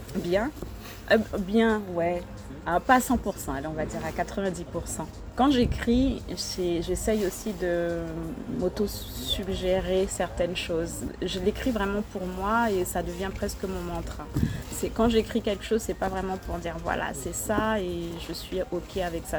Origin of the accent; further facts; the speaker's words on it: Guadeloupe; en tant que femme, en tant que Guadeloupéenne